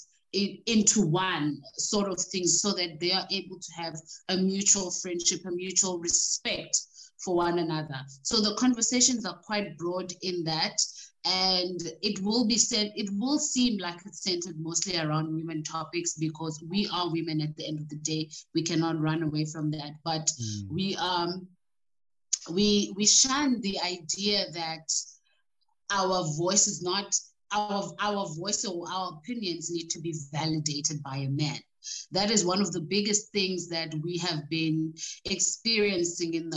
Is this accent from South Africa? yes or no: yes; South Africa; also born or lived in Ekurhuleni; I grew up in Gugulethu, And later on, we moved to the suburbs